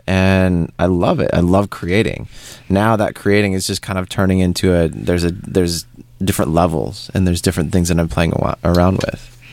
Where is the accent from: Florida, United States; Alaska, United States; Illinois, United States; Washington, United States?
Washington, United States; Seattle; moved away as an adult; also born or lived in Paris; originally, I'm I'm from Seattle. Mm-hmm. I grew up, born and raised there